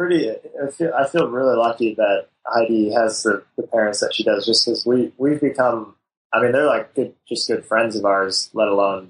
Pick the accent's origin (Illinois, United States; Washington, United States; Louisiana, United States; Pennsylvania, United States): Illinois, United States; St. Charles; moved away as an adult; also born or lived in Chicago; now in New York, United States; Just outside of Chicago, actually, in a small town called St. Charles. And, I did live in Chicago for a little bit